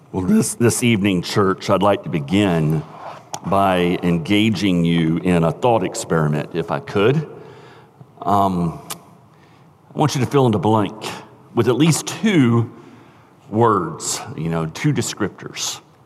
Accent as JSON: {"language": "English", "country": "United States", "said": "as American Christians"}